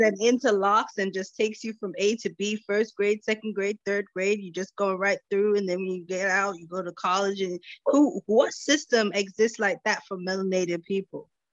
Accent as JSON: {"language": "English", "country": "United States", "tie": "born or raised there", "said": "I was born in America"}